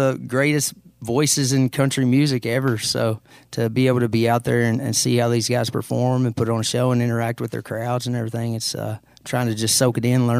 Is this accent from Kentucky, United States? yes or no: yes; Caneyville, Kentucky, United States; I did. I grew up in Caneyville, Kentucky.